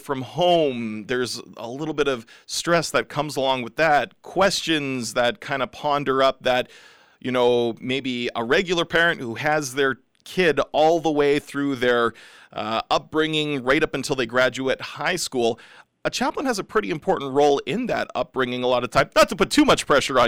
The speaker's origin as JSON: {"language": "English", "town": "Regina", "region": "Saskatchewan", "country": "Canada", "tie": "born or raised there", "said": "I grew up in Regina"}